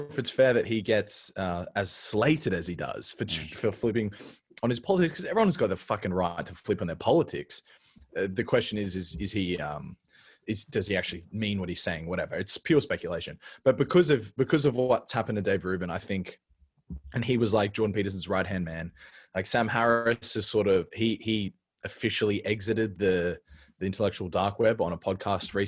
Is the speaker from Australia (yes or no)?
yes; Australia; now in Stockholm, Sweden; I'm from Australia